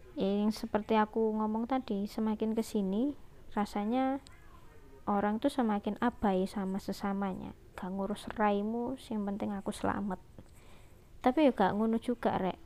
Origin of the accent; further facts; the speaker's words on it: Surabaya, East Java, Indonesia; Asli saya Surabaya. Sebenarnya saya nggak lahir di Surabaya sih, cuman numpang besar aja di Surabaya. Sejak umur empat tahun saya, eh, tiga tahun saya berada di Surabaya.